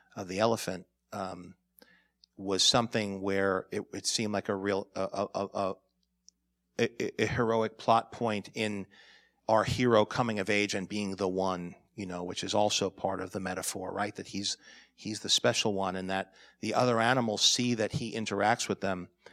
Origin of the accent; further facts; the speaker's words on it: New York, United States; I'm a New Yorker